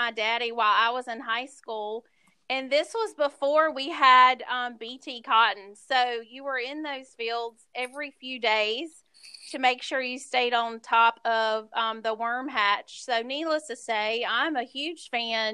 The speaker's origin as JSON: {"language": "English", "region": "Eastern North Carolina", "country": "United States", "tie": "born or raised there", "said": "I was born and raised actually in Eastern North Carolina"}